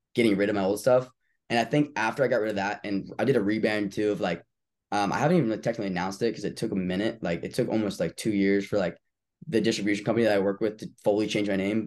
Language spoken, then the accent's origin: English; Tampa, Florida, United States; I'm from Tampa, Florida.